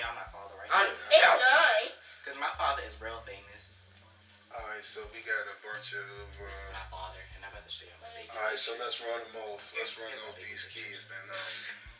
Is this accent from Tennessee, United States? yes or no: no; Baltimore, Maryland, United States; I was born in the DMV. I was born in the Baltimore Hospital